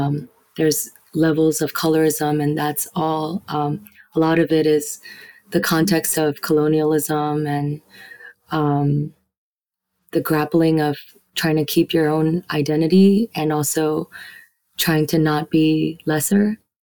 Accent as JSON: {"language": "English", "town": "Yangon", "region": "Yangon Region", "country": "Myanmar", "tie": "born or raised there", "also_born_or_lived": "United States", "moved": "yes", "said": "I see myself as Burmese. I was born in Yangon. I also see myself as a Burmese person who have traveled the world and who lived in the US, but also lived in different parts of the world"}